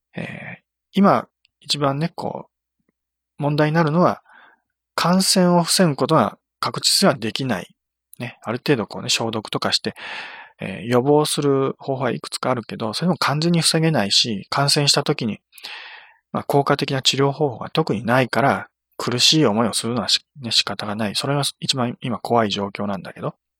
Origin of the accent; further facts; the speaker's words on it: Nagano, Japan; 私の地元